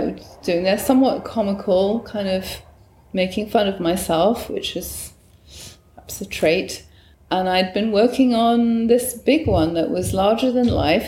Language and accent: English; Newcastle upon Tyne, North East England, United Kingdom; moved away as an adult; also born or lived in Bristol; now in United States; I was born on June the 6th, 1958, in northern England, in a little, what's the word, uh, part of Newcastle on Tyne, uh, uh, an area called Gosforth.